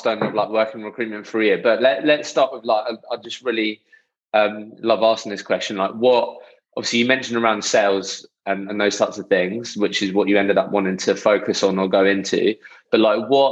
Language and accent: English; Eastbourne, South East England, United Kingdom; I grew up in Eastbourne. It's quite a small town